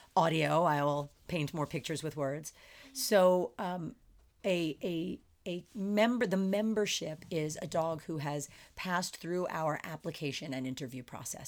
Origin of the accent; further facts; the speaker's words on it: Philadelphia, Pennsylvania, United States; moved away as an adult; also born or lived in Chicago / San Francisco Bay Area; now in Las Vegas, United States; born and raised in the suburbs of Philadelphia.